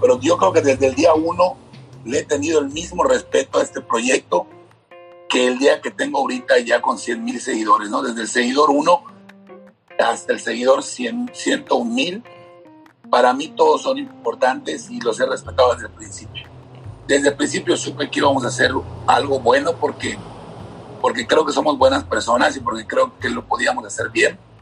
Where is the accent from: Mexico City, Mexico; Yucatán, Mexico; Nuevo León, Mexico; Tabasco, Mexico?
Yucatán, Mexico; Mérida; crezco en el fraccionamiento Mulsay, aquí por Juan Pablo, en el poniente de la ciudad de Mérida